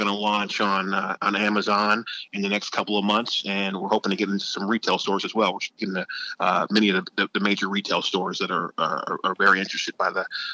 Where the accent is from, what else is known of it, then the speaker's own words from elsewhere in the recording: outside of Cleveland, Ohio, United States; my hometown outside of Cleveland